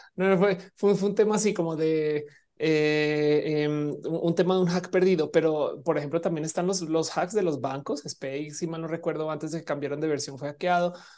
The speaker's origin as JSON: {"language": "Spanish", "country": "Mexico", "said": "siendo una persona mexicana"}